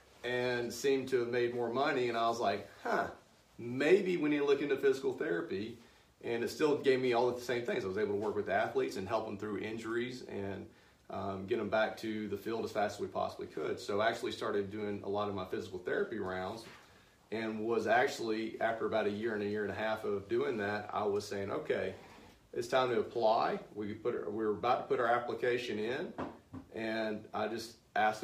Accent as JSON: {"language": "English", "town": "Anniston", "region": "Alabama", "country": "United States", "moved": "as an adult", "lives_now": "Birmingham, United States", "said": "I'm from Anniston, so I had a practice there"}